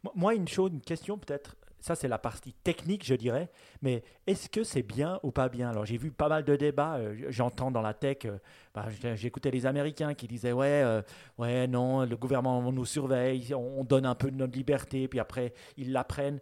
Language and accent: French; Switzerland; nous, en tant que Suisse